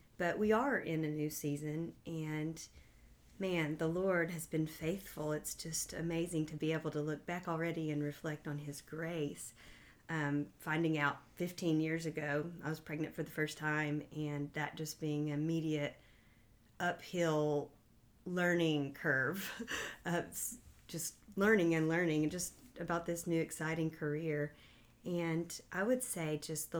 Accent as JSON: {"language": "English", "town": "Knoxville", "region": "Tennessee", "country": "United States", "tie": "born or raised there", "said": "I grew up right here in Knoxville"}